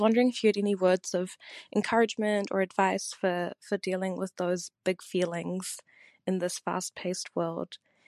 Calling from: New Zealand; Hi, Tori. … I'm a listener from Aotearoa, New Zealand.

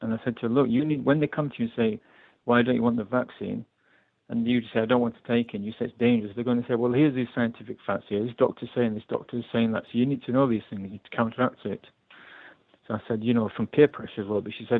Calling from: London, United Kingdom; Calling from London.

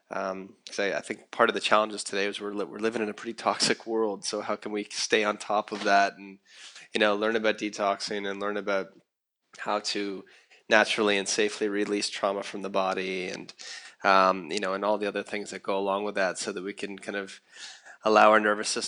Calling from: Costa Rica; So I'm I'm uh, I'm speaking from Costa Rica, in the jungle and the rainforest, and some really interesting and fun things going on that are inspiring me here.

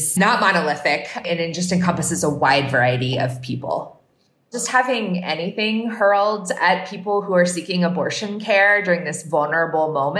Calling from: Durham, North Carolina, United States; I'm calling from Durham, North Carolina

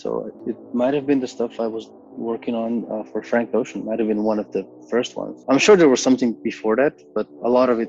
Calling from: Ljubljana, Slovenia; Hi, yes, I am dialing from Ljubljana, from my studio here in Bežigrad.

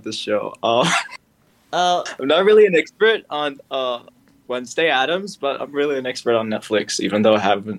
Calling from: Riyadh, Riyadh Province, Saudi Arabia; I'm calling from Riyadh, Saudi Arabia.

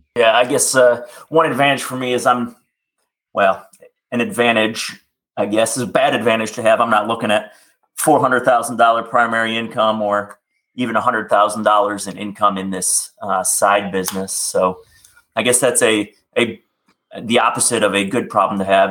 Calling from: California, United States; I am calling from California. Um, I am legally not a California resident. However, I do live here

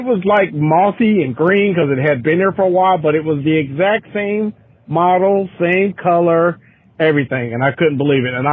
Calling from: Cincinnati, Ohio, United States; I'm calling from Cincinnati, Ohio.

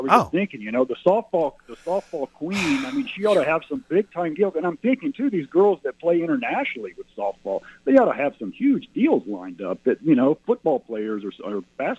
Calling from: Cement, Oklahoma, United States; Thanks for taking the phone calls. … from Cement, and it's time for Bria to fly.

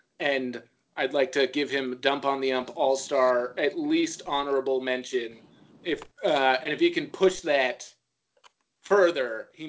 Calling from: Brooklyn, New York, United States; I am broadcasting live from Brooklyn, New York, as per usual.

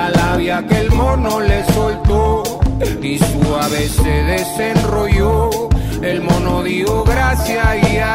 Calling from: Panama; desde Panamá y estamos sonando acá por Radio Mandinga

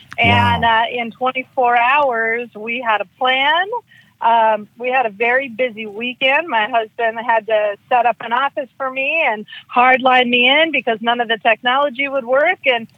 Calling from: California, United States; I'm calling from California.

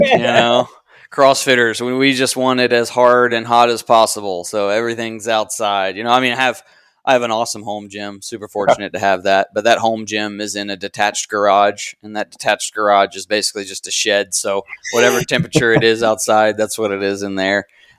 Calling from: Raleigh, North Carolina, United States; I'm coming from Raleigh, North Carolina.

